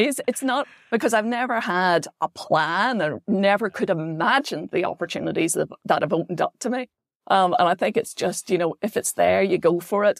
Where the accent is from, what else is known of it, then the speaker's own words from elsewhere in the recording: Belfast, Northern Ireland, United Kingdom; moved away as an adult; also born or lived in Wales; I grew up on the Cahill Road